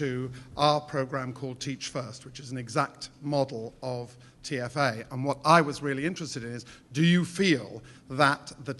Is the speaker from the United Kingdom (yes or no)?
yes; England, United Kingdom; because I'm from England, and our schools of education are suffering exactly the same attack.